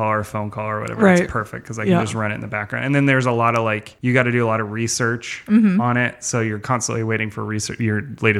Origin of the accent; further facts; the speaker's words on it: Oakley, California, United States; moved away as an adult; also born or lived in Santa Cruz, California; now in Sacramento, United States; I grew up in Oakley, California.